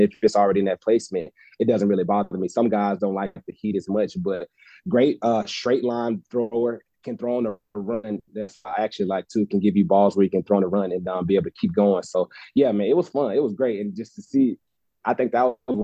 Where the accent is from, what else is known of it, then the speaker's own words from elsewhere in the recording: Gaston, Alabama, United States; moved away as an adult; also born or lived in Berkeley, California; my hometown of Gaston